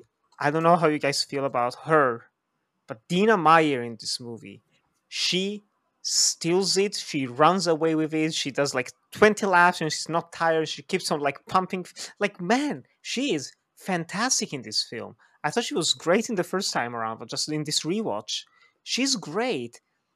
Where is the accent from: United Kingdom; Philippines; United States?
Philippines; I come from the Philippines.